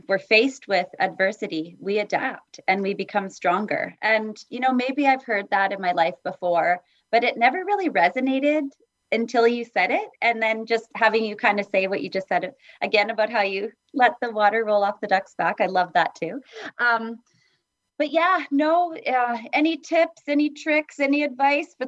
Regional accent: Edmonton, Alberta, Canada; also born or lived in Vancouver, Canada; now in Vancouver Island, Canada; I grew up in Edmonton

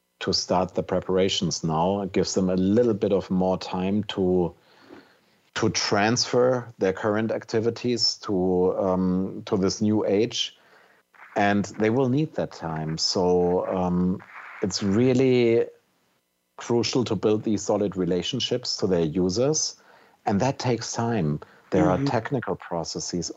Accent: Germany; As a German

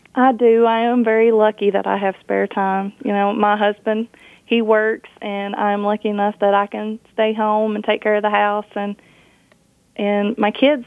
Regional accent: Kentucky, United States; I grew up in Kentucky, so I know I know Kentucky

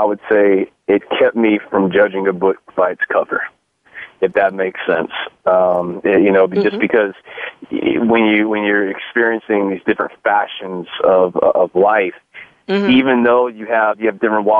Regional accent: Long Beach, California, United States; born there; also born or lived in Europe; I was born in Long Beach, California, but my my dad was in the military, and U.S. Army, 21 years, retired, and we did a lot of traveling growing up

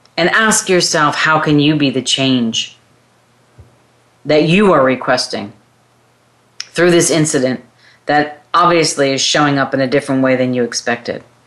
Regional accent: New York, United States; also born or lived in California; now in Texas, United States; I come from California originally from New York, but I lived in California for 20 something years and now have relocated to Texas

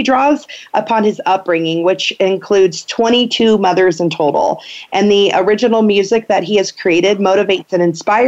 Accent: Findlay, Ohio, United States; I'm actually from Findlay, Ohio.

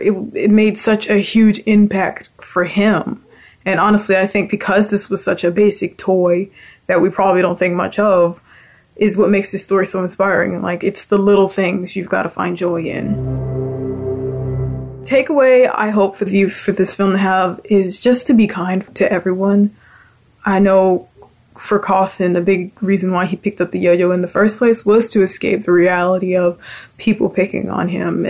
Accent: Birmingham, Alabama, United States; I'm from Birmingham, Alabama

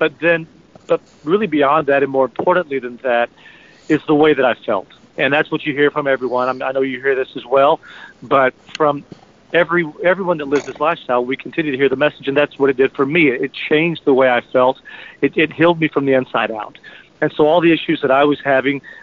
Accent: the South, United States; I grew up in the South, southern part of the country, and where we eat fried foods

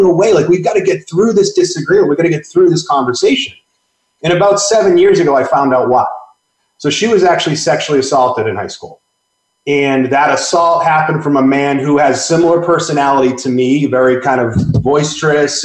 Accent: Boston, Massachusetts, United States; moved away as an adult; also born or lived in Northwest; I grew up in the Northeast. I grew up in Boston.

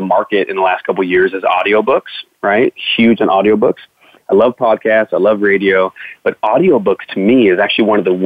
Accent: United States; growing up in the American schooling system

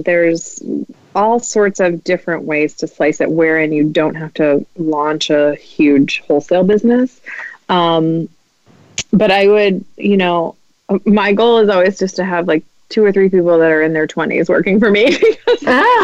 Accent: Midwest, United States; I'm Midwestern

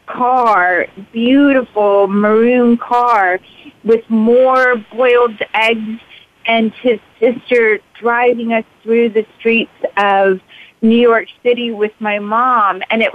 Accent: Pakistan; I was born in Pakistan right around this time. My father started watching Elvis movies and Bob Hope movies. We were one of the first homes in our village to have television.

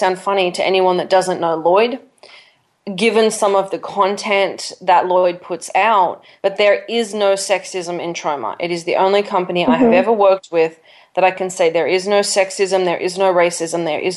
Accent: Australia; I'm Australian. I grew up on topless beaches.

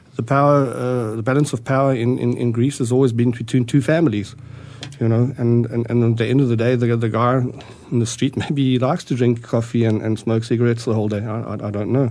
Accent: South Africa; moved away as an adult; also born or lived in Austria; now in Arizona, United States; I was born in Austria in 1957. Uh, my parents immigrated to South Africa in 1961

